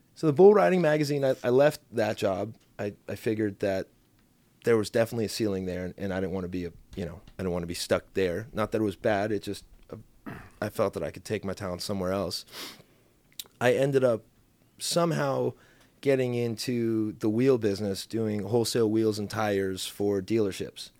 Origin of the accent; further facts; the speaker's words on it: Mission Viejo, California, United States; I grew up in South Orange County